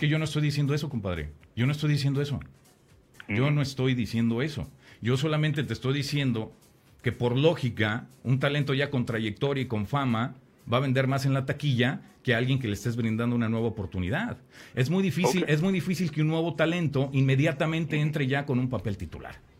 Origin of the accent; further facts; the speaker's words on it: Mexico; como mexicano